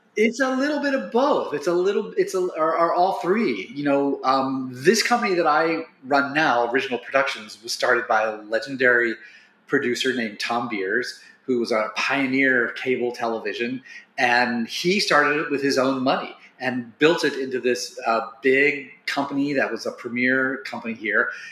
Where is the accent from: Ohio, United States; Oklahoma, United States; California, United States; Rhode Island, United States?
Ohio, United States; Wilmington; I grew up in Wilmington